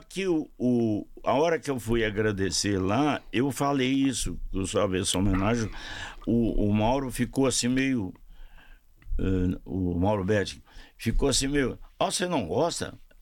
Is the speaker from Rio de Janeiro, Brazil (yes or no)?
no; Ituiutaba, Minas Gerais, Brazil; moved away; also born or lived in Uberlândia; eu sou de Tuiutaba, em Minas